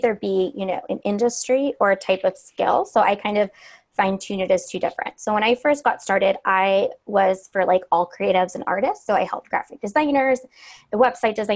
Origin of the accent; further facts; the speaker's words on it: Cleveland, Ohio, United States; moved away as an adult; also born or lived in Savannah, Georgia; I'm from Cleveland. I moved to Savannah for college